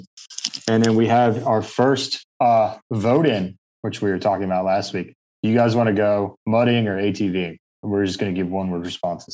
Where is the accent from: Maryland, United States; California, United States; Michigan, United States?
Maryland, United States; moved away; also born or lived in North Carolina; I was born in Maryland and lived in North Carolina for a long time